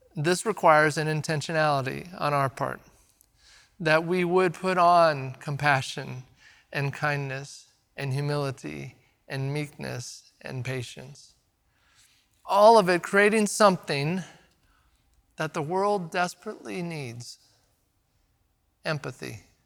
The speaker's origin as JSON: {"language": "English", "town": "Redmond", "region": "Oregon", "country": "United States", "tie": "born or raised there", "said": "Growing up in Redmond"}